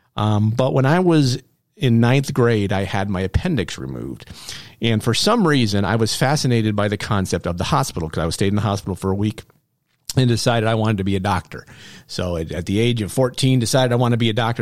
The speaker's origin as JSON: {"language": "English", "town": "Norwood", "region": "New York", "country": "United States", "tie": "born or raised there", "also_born_or_lived": "Malone, New York", "said": "I was born in Malone, but my parents quickly moved, um, to Norwood, New York, where I spent my formative years"}